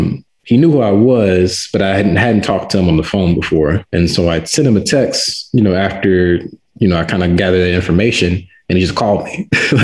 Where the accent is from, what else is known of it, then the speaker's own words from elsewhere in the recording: Ferguson, Missouri, United States; moved away as an adult; now in Las Vegas, United States; I'm from St. Louis, but more specifically, I'm from the neighborhood of Ferguson.